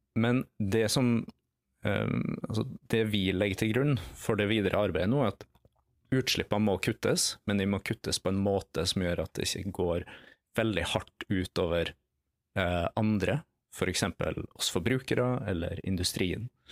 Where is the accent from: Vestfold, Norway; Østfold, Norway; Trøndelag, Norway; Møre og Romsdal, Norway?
Møre og Romsdal, Norway; Nordmøre; accent: Nordmøre dialect; for de som eh, identifiserer fra dialekta mi at jeg er fra Nordmøre et sted, så har de helt riktig.